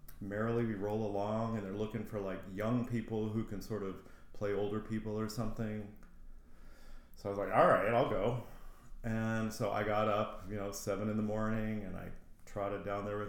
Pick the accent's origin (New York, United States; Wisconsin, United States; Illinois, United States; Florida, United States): Florida, United States; Jacksonville; moved away as an adult; also born or lived in Wilmington, North Carolina / California; Jacksonville was the longer part of my growing up